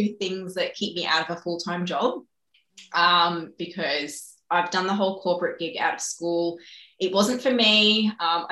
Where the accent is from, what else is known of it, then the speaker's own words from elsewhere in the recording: Blue Mountains, New South Wales, Australia; moved away as an adult; also born or lived in China; now in Gold Coast, Australia; I wasn't born here. I didn't grow up here. I'm actually from the Blue Mountains. So yeah, west of Sydney